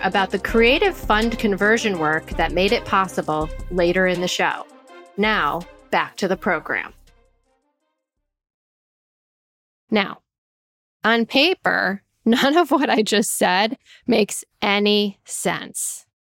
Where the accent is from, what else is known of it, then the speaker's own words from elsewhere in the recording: Danbury, Connecticut, United States; I went to Western Connecticut State University in Danbury, Connecticut, my hometown at the time